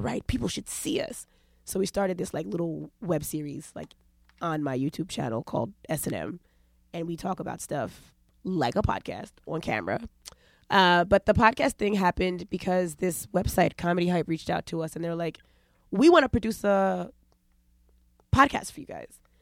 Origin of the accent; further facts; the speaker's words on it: New York, United States; also born or lived in Los Angeles; I'm from New York